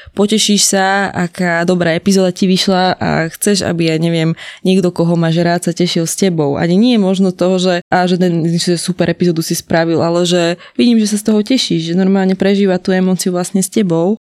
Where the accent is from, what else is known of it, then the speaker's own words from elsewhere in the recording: Slovakia; my sme ako Slováci veľmi k- kresťanskí katolíci